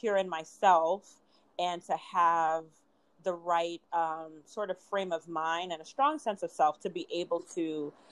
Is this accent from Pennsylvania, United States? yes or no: no; New York City, New York, United States; moved away as an adult; also born or lived in Savanna-la-Mar, Westmoreland, Jamaica; now in Rochester, United States; I still do code switch between my Jamaican culture and also my culture growing up in Brooklyn